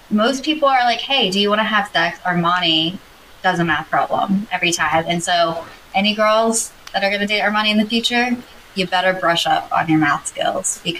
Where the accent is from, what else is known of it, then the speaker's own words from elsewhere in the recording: Georgia, United States; now in Philadelphia, United States; I'm from Georgia.